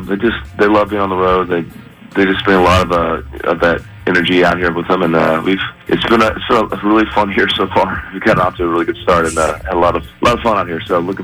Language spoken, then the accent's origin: English; Arizona, United States; I'm big from Arizona